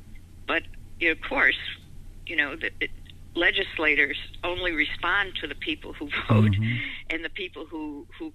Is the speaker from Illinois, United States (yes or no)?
yes; Illinois, United States; now in Los Angeles, United States; I'm originally from the Midwest, originally from Illinois